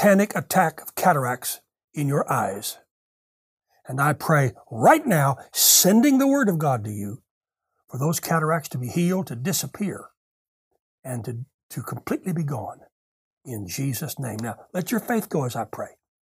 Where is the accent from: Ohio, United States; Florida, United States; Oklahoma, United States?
Oklahoma, United States; Tulsa; my hometown of Tulsa, Oklahoma. I was born and raised in this city.